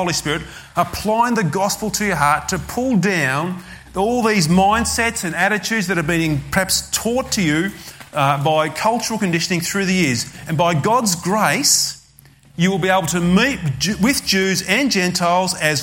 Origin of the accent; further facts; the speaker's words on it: Australia; I'm an Australian